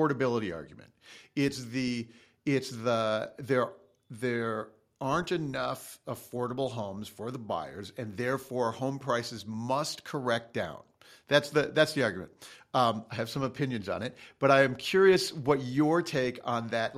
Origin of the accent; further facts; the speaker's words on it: Chicago, Illinois, United States; now in California, United States; I grew up in Chicago